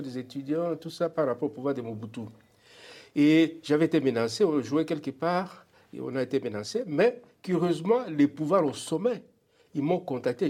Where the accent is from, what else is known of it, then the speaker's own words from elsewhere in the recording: DR Congo; moved away as an adult; now in Alberta, Canada; Je suis parti de la République démocratique du Congo